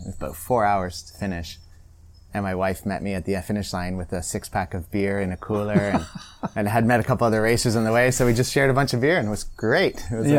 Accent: Prince Edward County, Ontario, Canada; Yeah, I grew up in Prince Edward County.

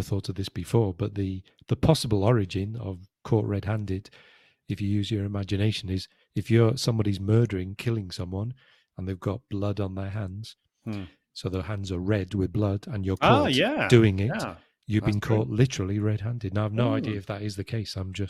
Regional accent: United Kingdom; Yeah, I'm British.

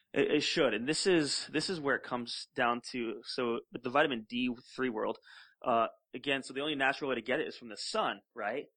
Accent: Florida, United States; we grew up together in Florida

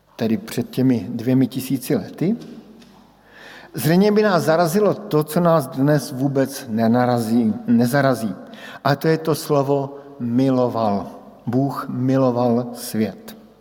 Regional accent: Brno, South Moravian Region, Czechia; moved away as an adult; odbočka na Brno. Do mého rodného města, odbočka domů, kde žijí moji sourozenci, kde žijí moji přátelé z dětství

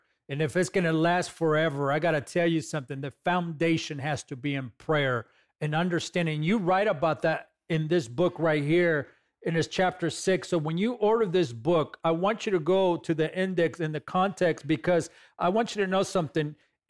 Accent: California, United States; God called you to a state, which is my home state, by the way, and I appreciate and I thank you for standing on the gap for California

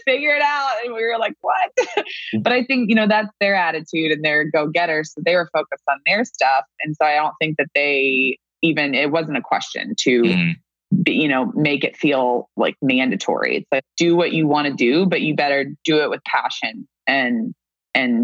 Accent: Kentucky, United States; we grew up in Kentucky, but our family's from all over the United States.

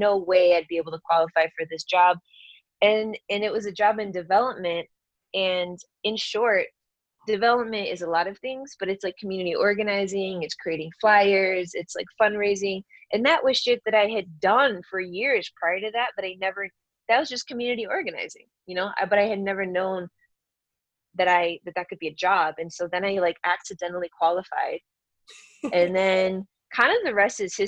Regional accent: Michigan, United States; moved away as an adult; also born or lived in San Francisco, California; I grew up in Michigan and I moved out to the Bay Area right after college

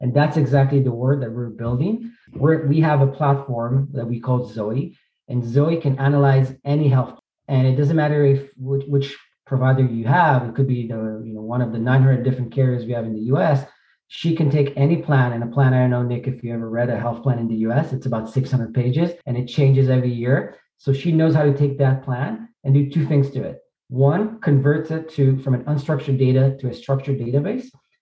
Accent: Israel; moved away as an adult; now in New York, United States; I grew up in Israel, was born in Israel, grew up there.

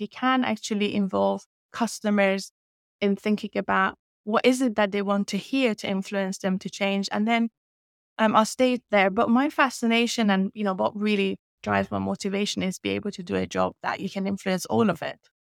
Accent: Iran; English is a second language; moved away as an adult; now in United Kingdom; I was born in Iran and raised in Iran, um, and I lived there till I was twenty-one

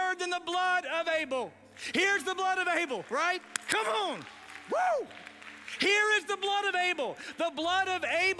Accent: United States; I grew up in America

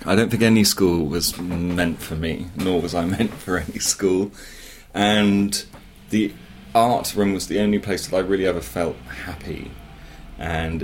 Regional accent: Dorset, South West England, United Kingdom; I grew up in Dorset in the 70s, very rural, still a county with no motorway, but then really kind of lost in the wilds in the Marshwood Vale.

